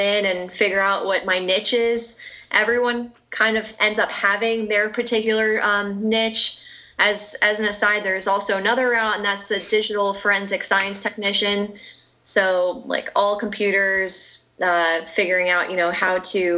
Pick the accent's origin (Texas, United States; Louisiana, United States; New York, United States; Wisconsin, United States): New York, United States; near West Point; I grew up near West Point